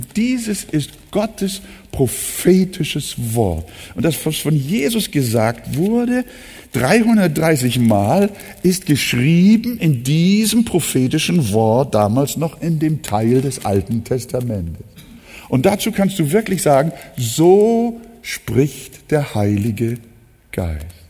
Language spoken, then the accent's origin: German; Hamburg, Germany; Ich bin ja auch im Arbeiterförder groß geworden. Bildstedt ist äh, bis heute jetzt nicht unbedingt so das Highlight von Hamburg